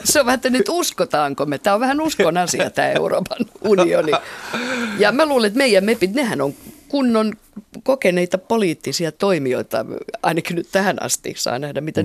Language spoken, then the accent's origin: Finnish; Finland